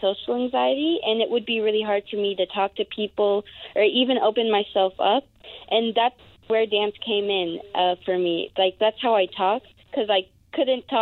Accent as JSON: {"language": "English", "town": "Puyallup", "region": "Washington", "country": "United States", "tie": "born or raised there", "moved": "as an adult", "lives_now": "Los Angeles, United States", "said": "I actually grew up in Puyallup, but I always say Seattle"}